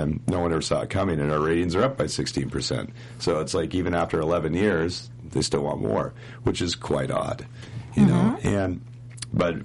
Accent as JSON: {"language": "English", "town": "Monroe", "region": "Washington", "country": "United States", "tie": "born or raised there", "said": "My hometown, Monroe, Washington, that's where, like, the hometown of Derry Gould is, Cowtown. Five of us grew up together"}